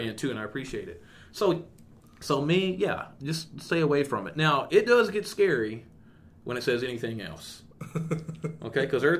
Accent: East Texas, United States; now in Eastern New Mexico, United States; growing up in East Texas

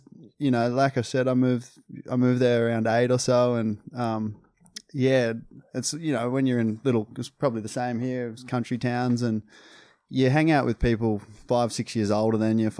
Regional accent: Maclean, New South Wales, Australia; born there; I was born in McLean Hospital. It's just a 15, 20-minute drive from where I live now.

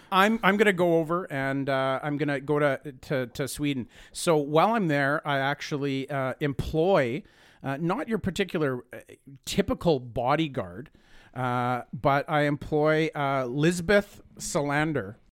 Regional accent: Canada; I'm Canadian

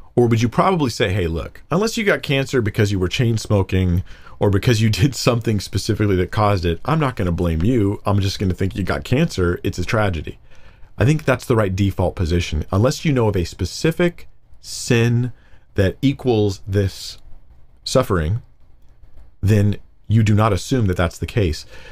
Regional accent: United States; I'm, I'm American. I'm American, really

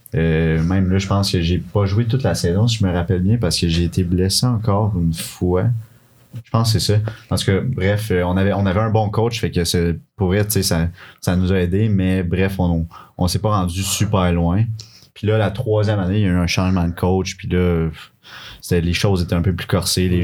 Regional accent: Quebec City, Quebec, Canada; also born or lived in Laurentides; now in Sherbrooke, Canada; Je viens de Québec à la base. Puis ça fait plusieurs années que j'habite dans les Laurentides avec mes parents

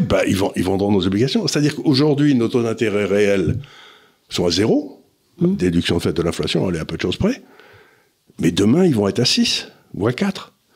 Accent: France; je suis français, je suis ni italien ni rien du tout

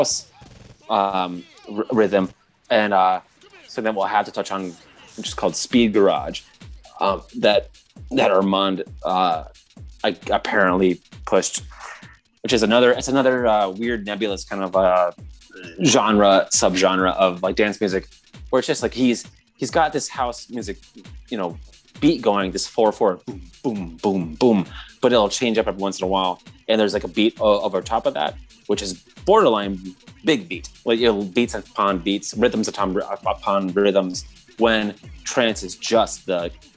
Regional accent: Michigan, United States; moved away; growing up in Michigan for a time

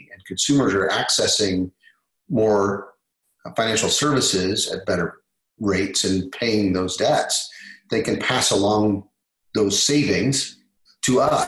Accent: Kansas, United States; now in Texas, United States; I'm from Kansas originally, Texas now, but from Kansas originally, love my home state

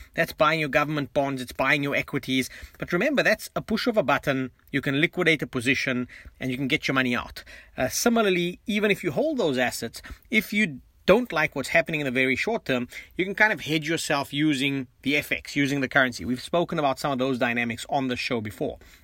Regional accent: South Africa; now in Canada; I'm still South African, you know, at heart, in mind, in spirit.

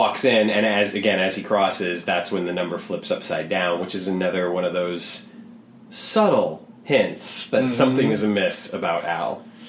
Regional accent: North Carolina, United States; I grew up in North Carolina.

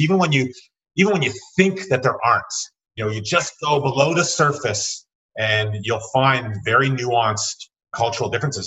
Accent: Canada; As a Canadian

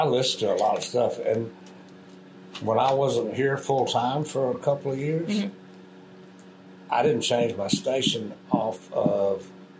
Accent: Fort Worth, Texas, United States; I was born in Fort Worth, Texas.

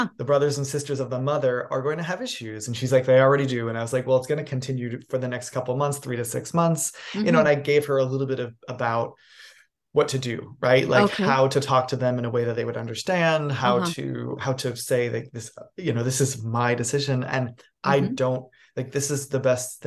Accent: New York City, New York, United States; moved away as an adult; also born or lived in New England; now in Los Angeles, United States; I'm a New England born boy. I grew up in New York City, and then I became like an adult here in Los Angeles

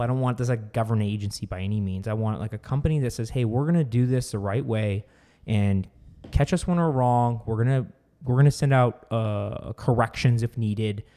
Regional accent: Arizona, United States; we are from Arizona

